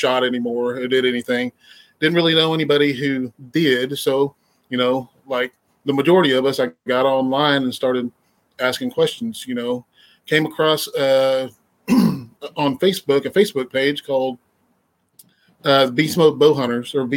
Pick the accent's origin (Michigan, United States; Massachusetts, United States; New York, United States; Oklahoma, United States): Oklahoma, United States; Mustang; I'm from Mustang, Oklahoma. Been out here the majority of my life.